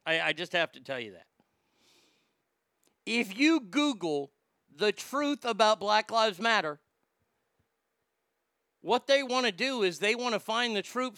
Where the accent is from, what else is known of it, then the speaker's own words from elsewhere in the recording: Texas, United States; now in Rockwall, United States; I'm an American. I'm a Texan